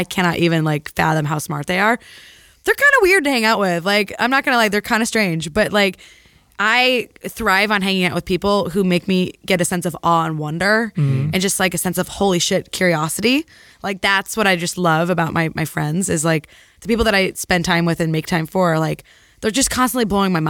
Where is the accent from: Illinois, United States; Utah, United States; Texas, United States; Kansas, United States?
Illinois, United States; Peoria; also born or lived in San Francisco Bay Area; now in San Francisco, United States; From Illinois, Peoria, Illinois.